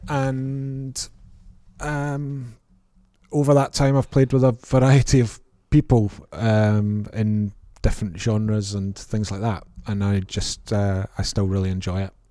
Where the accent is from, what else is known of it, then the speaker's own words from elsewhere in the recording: Prestwick, Scotland, United Kingdom; I grew up in Ayrshire in a place called Prestwick